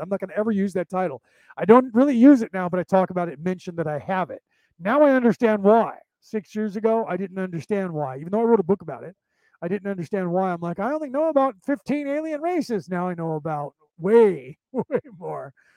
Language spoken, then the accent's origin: English; United States; I'm an American born Irish, but my, my Gaelic isn't as good as his